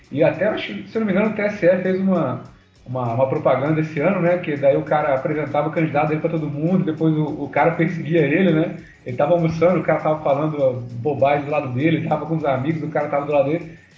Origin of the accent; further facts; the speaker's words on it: Rio de Janeiro, Brazil; Eu sou aqui do Rio